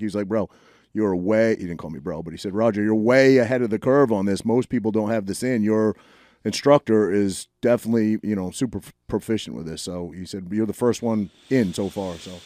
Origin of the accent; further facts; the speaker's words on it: Maine, United States; now in New Jersey, United States; I grew up in Maine in a lobster fishing community